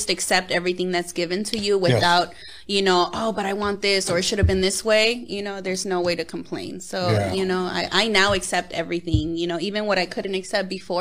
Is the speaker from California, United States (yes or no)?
yes; Los Angeles, California, United States; I grew up in South Central LA in the Crenshaw District